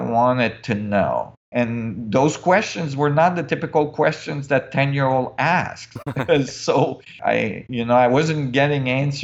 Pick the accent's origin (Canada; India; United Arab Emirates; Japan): Canada; also born or lived in Switzerland; I was in Canada